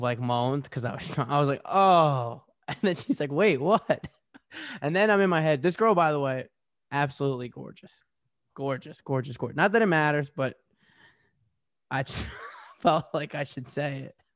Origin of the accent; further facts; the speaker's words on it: New Jersey, United States; I'm from Jersey. Even in Jersey, we're not this bad.